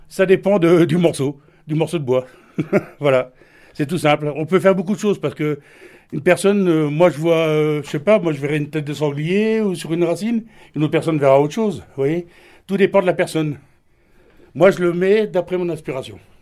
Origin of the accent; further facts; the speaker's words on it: Sélestat, Grand Est, France; je suis de Célestat